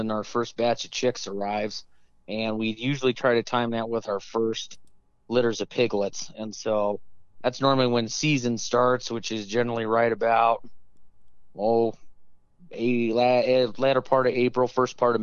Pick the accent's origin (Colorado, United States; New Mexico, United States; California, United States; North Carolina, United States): Colorado, United States; Colorado Springs; I grew up in Colorado Springs, so born and raised right here